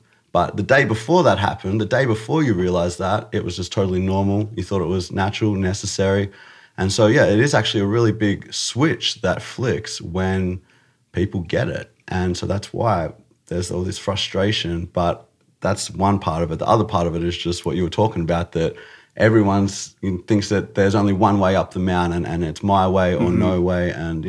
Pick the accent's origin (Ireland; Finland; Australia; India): Australia; It was cool. Yeah, it was good. I did a lot of skateboarding, and I did a lot of karate.